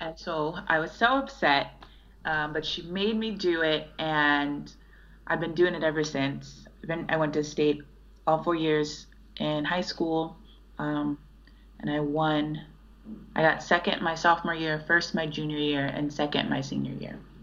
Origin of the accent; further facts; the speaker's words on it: Chicago, Illinois, United States; I was from Chicago